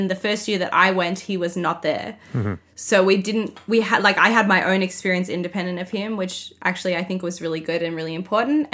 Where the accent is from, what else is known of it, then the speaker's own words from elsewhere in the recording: Melbourne, Victoria, Australia; I am born and raised in Melbourne, Australia